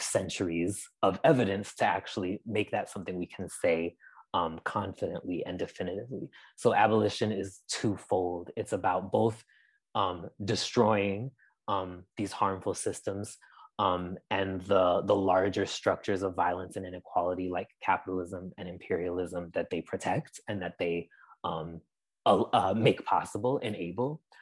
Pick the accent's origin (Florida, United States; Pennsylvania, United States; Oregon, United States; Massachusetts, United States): Massachusetts, United States; Amherst; I'm originally from Amherst, Massachusetts. Um, that's where I spent most of my young life